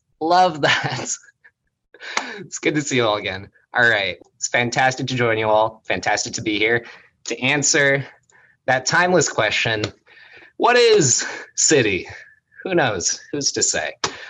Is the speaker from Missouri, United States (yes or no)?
yes; St. Louis, Missouri, United States; now in Berkeley, United States; And so I moved here from St. Louis.